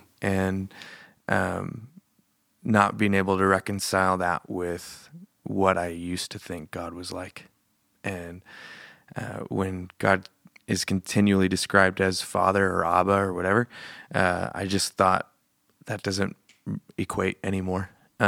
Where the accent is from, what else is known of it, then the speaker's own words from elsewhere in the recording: Billings, Montana, United States; also born or lived in Australia; I was born in Billings.